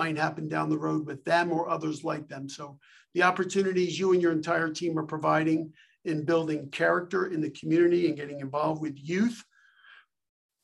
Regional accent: Philadelphia, Pennsylvania, United States; I'm from Philly, so I'm a sports fan

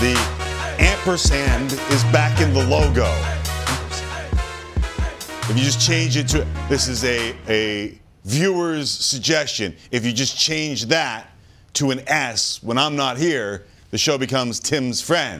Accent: Toronto, Ontario, Canada; I am from Scarborough

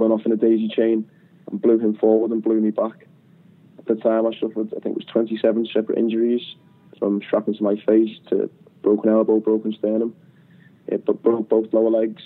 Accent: United Kingdom; us Brits

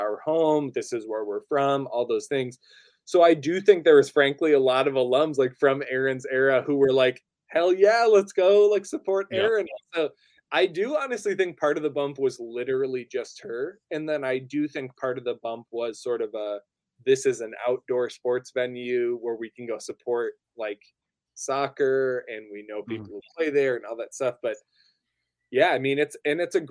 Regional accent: Northern Minnesota, United States; I grew up in Northern Minnesota

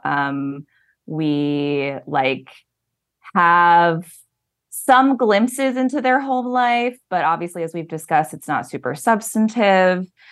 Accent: Lincoln, Nebraska, United States; moved away; I'm originally from Lincoln, Nebraska

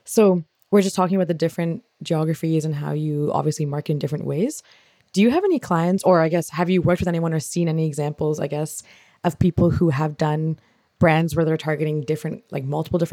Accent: Canada; I'm from Canada

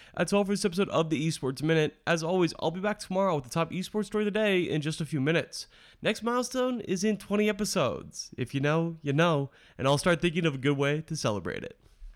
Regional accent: Beaverton, Oregon, United States; growing up in Beaverton, Oregon, the home of Nike

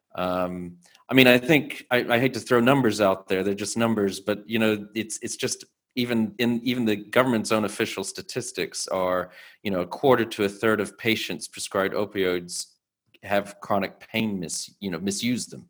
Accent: United States; as an American

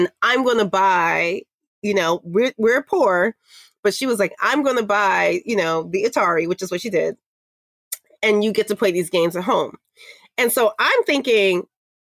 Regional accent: New York City, New York, United States; I'm Black from Harlem and a girl.

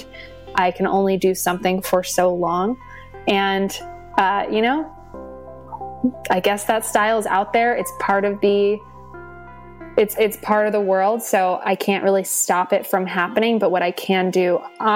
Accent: California, United States; growing up in California

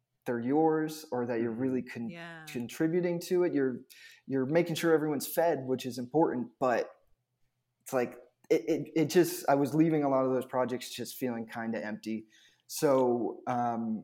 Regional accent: Massachusetts, United States; moved away as an adult; now in Los Angeles, United States; I grew up in Massachusetts

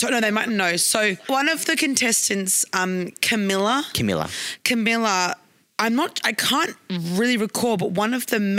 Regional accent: Queensland, Australia; Because I was from Queensland, babe.

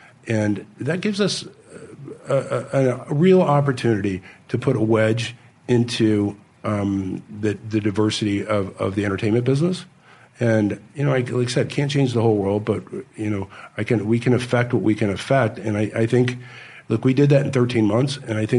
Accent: Kansas, United States; I grew up in Kansas

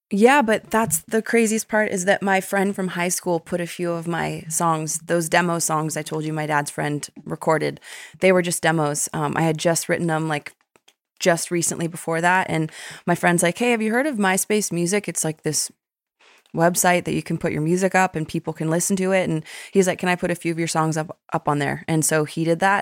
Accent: Westlake Village, California, United States; moved away as an adult; also born or lived in Malibu, California; now in Nashville, United States; my hometown in Westlake Village

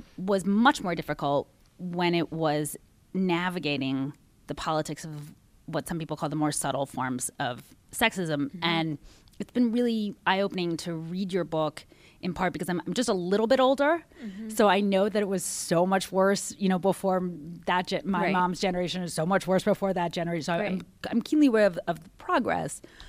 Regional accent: Washington, District of Columbia, United States; Yes, who was the shadow senator of my hometown for Washington

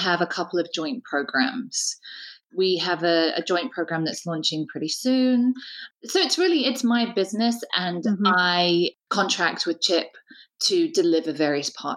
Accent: United Kingdom; we're both British

